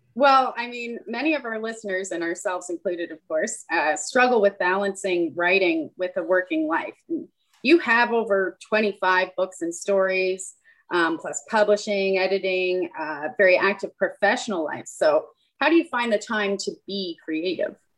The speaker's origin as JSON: {"language": "English", "region": "Nova Scotia", "country": "Canada", "tie": "born or raised there", "said": "I grew up in Nova Scotia"}